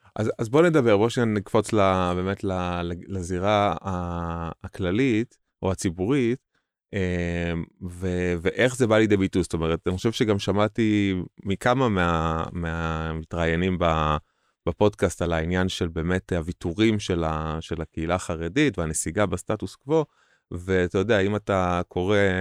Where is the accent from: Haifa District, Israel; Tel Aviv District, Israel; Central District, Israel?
Central District, Israel; Hod HaSharon; אני מהוד השרון, כשאני גדלתי בהוד השרון